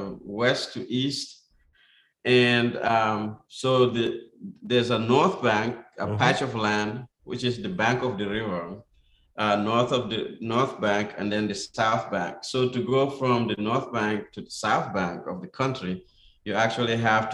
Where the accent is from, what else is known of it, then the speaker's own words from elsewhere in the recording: Gambia; moved away; I was born there, of course, in 67.